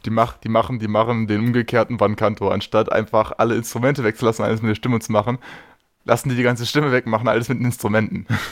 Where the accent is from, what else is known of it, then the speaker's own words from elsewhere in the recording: Magdeburg, Saxony-Anhalt, Germany; als gebürtiger Magdeburger